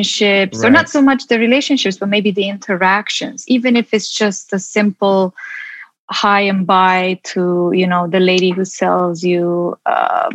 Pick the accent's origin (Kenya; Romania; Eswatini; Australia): Romania; also born or lived in London; now in Los Angeles, United States; I come from a background where, you know, I'm from Romania